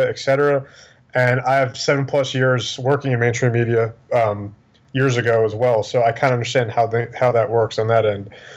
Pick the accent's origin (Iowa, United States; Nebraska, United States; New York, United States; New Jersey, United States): New York, United States; also born or lived in Pennsylvania; now in Houston, United States; I'm originally from New York. I grew up in New York